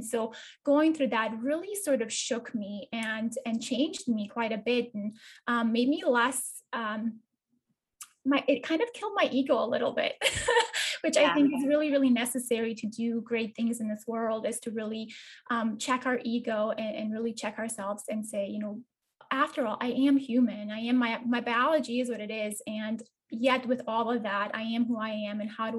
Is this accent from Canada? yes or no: no; Bosnia & Herzegovina; I am actually from Eastern Europe. I'm a girl who was, you know, born in a small town in Bosnia-Herzegovina, which is kind of nestled in between Croatia and across from Italy.